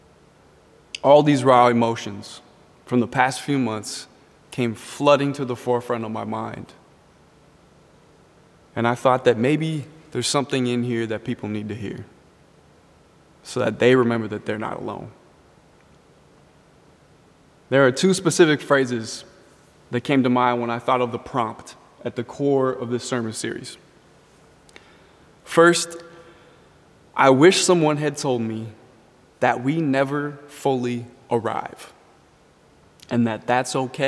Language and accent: English; Richfield, Minnesota, United States; growing up in Richfield, there were always planes flying over my house. We were 10 minutes from the airport.